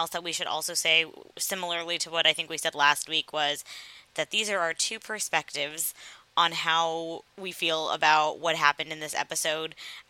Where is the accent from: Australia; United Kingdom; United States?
United States; the South; I grew up in the South, and I had plenty of guns in the home because my father was a hunter.